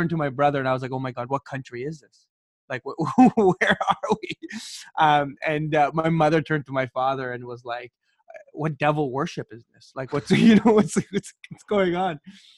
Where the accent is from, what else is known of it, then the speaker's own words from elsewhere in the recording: Kuwait; also born or lived in Iraq (ancestry); now in Canada; So my family is a mixed family. So I was born in Kuwait. My brothers and sisters, we were all born in Kuwait. My parents were born in Kuwait. Their entire lives they lived there.